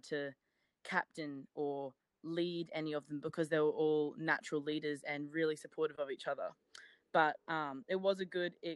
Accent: Brisbane, Queensland, Australia; moved away as an adult; now in Monroe, United States; I am from Brisbane, Australia, and like most of the girls in Brisbane, we actually grew up playing netball

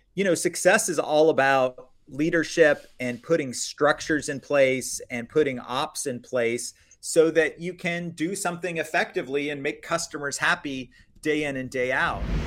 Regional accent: Florida, United States; I grew up in Florida

